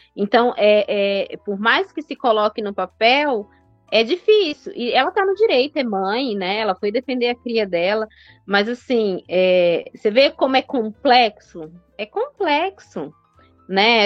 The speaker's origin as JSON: {"language": "Portuguese", "region": "Northeast Region", "country": "Brazil", "said": "sou nordestina"}